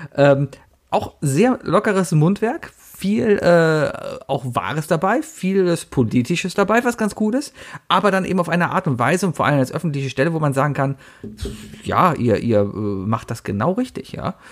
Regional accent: Cologne, North Rhine-Westphalia, Germany

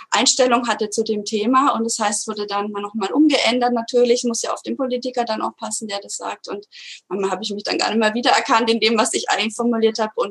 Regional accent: Würzburg, Bavaria, Germany; Dann bin ich von Berlin wieder in meine Heimatstadt Würzburg gezogen.

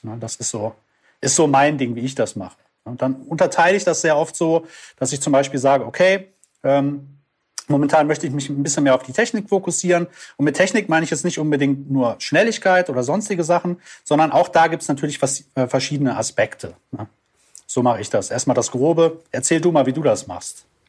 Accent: Düsseldorf, North Rhine-Westphalia, Germany; ich komme aus Düsseldorf und äh, bin da Musiker

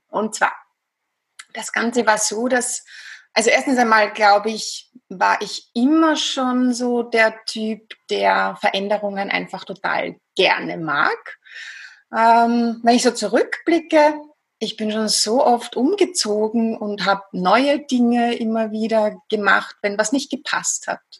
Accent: Vienna, Austria; accent: Viennese Austrian; wie du schon gesagt hast, ich komme aus Österreich, aus Wien. Ich glaube, man hört es auch ganz gut raus, ein bisschen an der Stimmfärbung, an der typisch österreichisch-wienerischen.

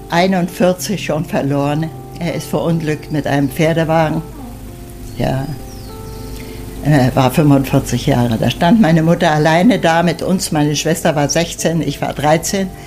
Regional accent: Kłodzko, Lower Silesian Voivodeship, Poland; born there; Ich bin geboren in Glatz in Schlesien am 7. Oktober 1927.

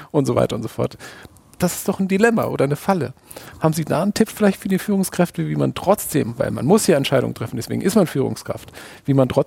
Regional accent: Hamburg, Germany; Ich war kürzlich endlich mal wieder in der Elbphilharmonie in Hamburg. Ich bin Hamburger

